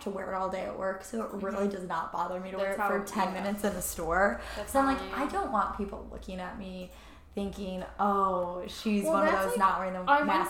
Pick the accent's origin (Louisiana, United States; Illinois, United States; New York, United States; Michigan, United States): Michigan, United States; we're all from Michigan